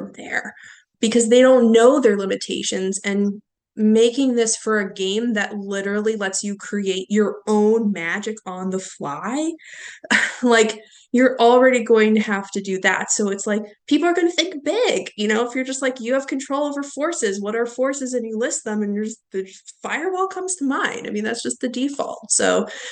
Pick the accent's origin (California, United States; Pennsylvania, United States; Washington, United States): Pennsylvania, United States; Pittsburgh; I am from Pittsburgh.